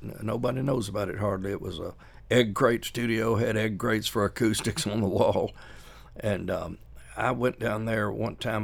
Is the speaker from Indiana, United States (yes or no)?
no; Nashville, Tennessee, United States; I was from Isaac Litton out in Inglewood